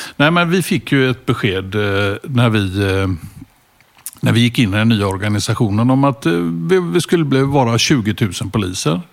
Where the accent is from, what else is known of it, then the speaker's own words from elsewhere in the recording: Gothenburg, Västra Götaland, Sweden; also born or lived in Hisingen / Stockholm; Jag började ute på Hisingen då första året och sen växte jag upp ute i Askim mm. söder om Göteborg